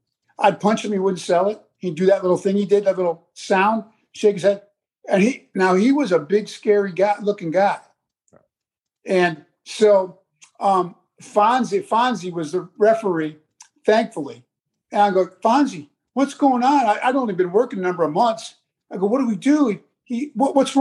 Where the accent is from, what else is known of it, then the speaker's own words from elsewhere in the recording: New York, United States; I'm not from Texas. I'm a New York boy